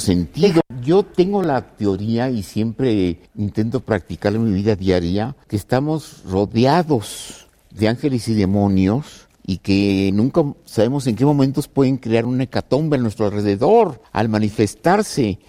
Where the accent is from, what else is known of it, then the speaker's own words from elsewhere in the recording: Ciudad Juárez, Chihuahua, Mexico; moved away; Nací en Ciudad Juárez, me marcó la relación con los norteamericanos, lo que era sacar en aquel tiempo el pasaporte, la visa y luego me fui a Chihuahua a estudiar con los jesuitas